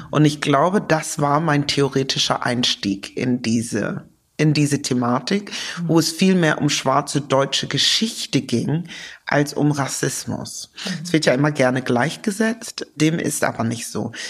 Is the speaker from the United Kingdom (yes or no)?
yes; United Kingdom; Ich bin ja Britin.